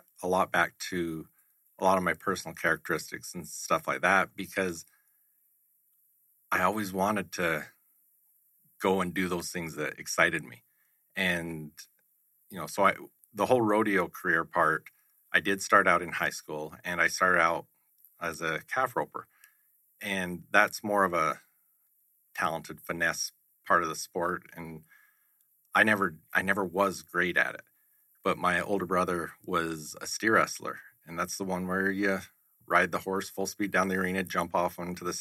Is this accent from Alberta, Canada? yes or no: yes; Southern Alberta, Canada; I was born and raised in Southern Alberta in Canada